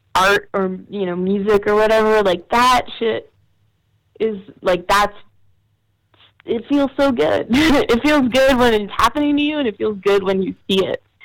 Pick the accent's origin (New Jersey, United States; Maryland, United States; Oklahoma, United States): New Jersey, United States; to be from New Jersey